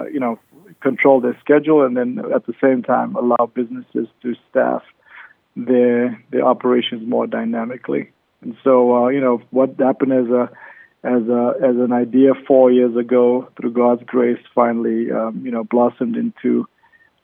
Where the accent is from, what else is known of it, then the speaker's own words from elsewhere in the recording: Cape Town, Western Cape, South Africa; now in Las Vegas, United States; I'm originally from South Africa, Cape Town, South Africa, and I've been living in Las Vegas for the last 16 years